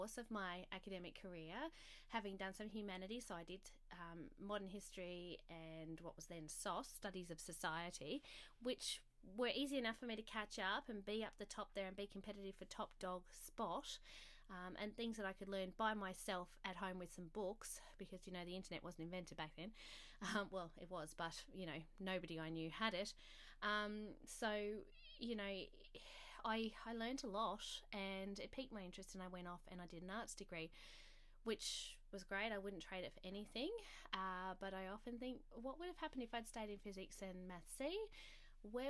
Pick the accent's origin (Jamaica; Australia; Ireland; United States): Australia; South Australia; I grew up in South Australia